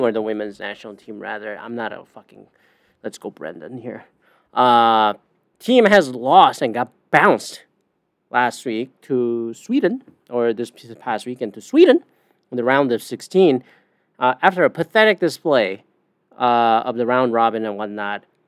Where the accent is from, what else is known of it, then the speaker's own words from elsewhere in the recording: Canada; I'm a Canadian.